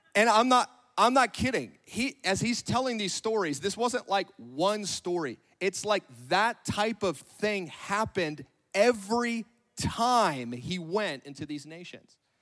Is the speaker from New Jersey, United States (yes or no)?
no; Northern California, United States; moved away as an adult; now in Grandview, United States; I'm from Northern California.